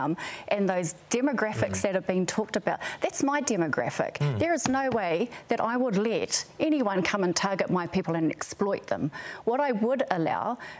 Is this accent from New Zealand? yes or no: yes; Tūhoe, Bay of Plenty, New Zealand; I'm from Tuhoe